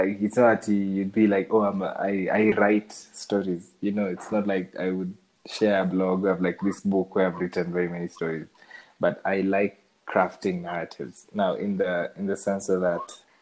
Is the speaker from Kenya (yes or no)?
yes; Kenya; I see myself as a Shags boy, because I grew up in Shags.